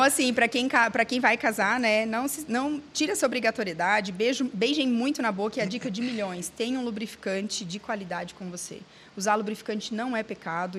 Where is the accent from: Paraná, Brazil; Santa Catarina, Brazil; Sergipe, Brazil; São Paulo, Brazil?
Santa Catarina, Brazil; Eu sou de Santa Catarina